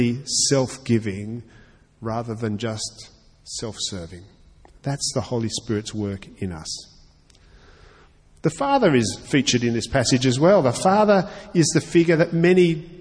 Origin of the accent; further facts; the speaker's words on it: Australia; I'm also an Australian